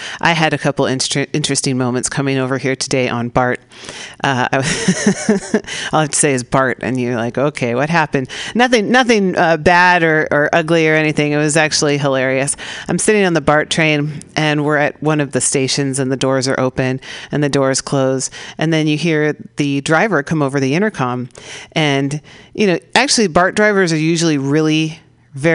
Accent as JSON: {"language": "English", "region": "California", "country": "United States", "said": "I'm a Californian, I have to say."}